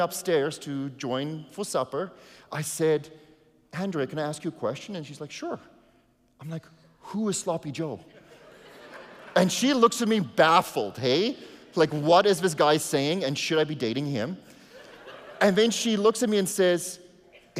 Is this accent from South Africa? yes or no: yes; South Africa; first language Afrikaans; English is a second language; now in Canada; I came to Canada, I had to surrender my South African citizenship to become a Canadian